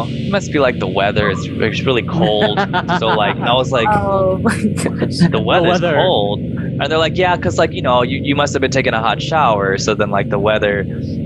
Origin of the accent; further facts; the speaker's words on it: Rancho Cucamonga, California, United States; I grew up in Rancho Cucamonga